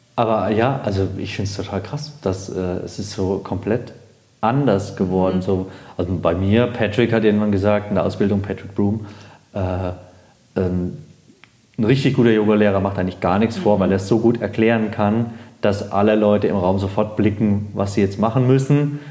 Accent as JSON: {"language": "German", "region": "Baden-Württemberg", "country": "Germany", "also_born_or_lived": "Munich (Harlaching)", "moved": "yes", "lives_now": "Munich, Germany", "said": "Ich bin aus Baden-Württemberg"}